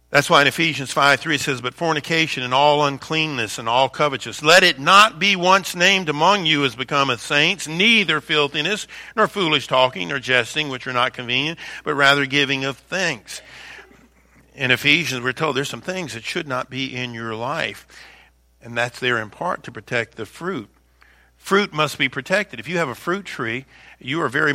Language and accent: English; Baton Rouge, Louisiana, United States; When I was a kid growing up in Baton Rouge, Louisiana, we had a pear tree in the backyard.